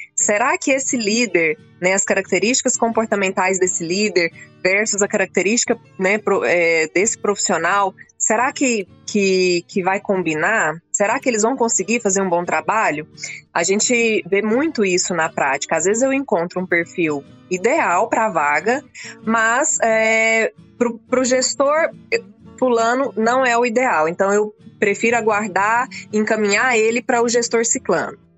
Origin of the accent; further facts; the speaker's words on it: Rio Verde, Goiás, Brazil; also born or lived in Montividiu; Eu, eu nasci em Rio Verde, logo criança fui é. morar na fazenda. Fui criada na roça até vir para a escola.